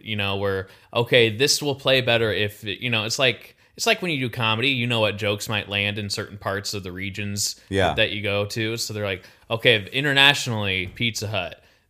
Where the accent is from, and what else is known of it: Iowa, United States